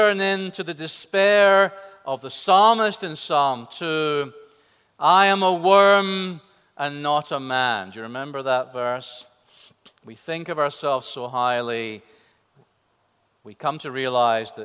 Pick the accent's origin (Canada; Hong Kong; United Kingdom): United Kingdom; Scotland; my home country of Scotland